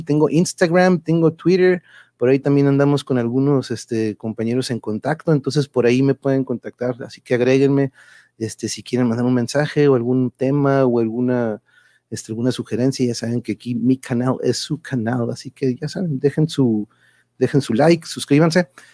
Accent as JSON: {"language": "Spanish", "town": "Tijuana", "region": "Baja California", "country": "Mexico", "also_born_or_lived": "Mexico City", "said": "vengo de Tijuas"}